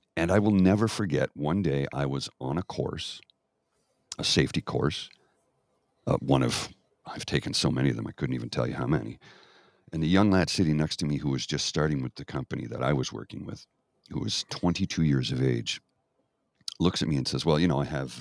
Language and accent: English; Canada; I grew up in Canada